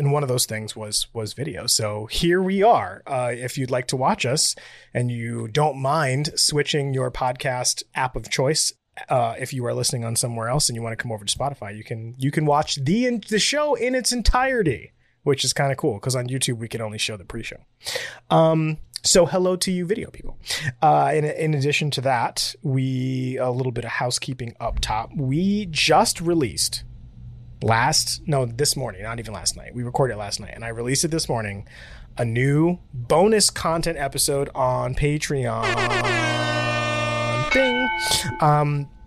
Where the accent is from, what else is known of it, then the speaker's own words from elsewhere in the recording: Puerto Rico; I'm from a Spanish country. I'm from Puerto Rico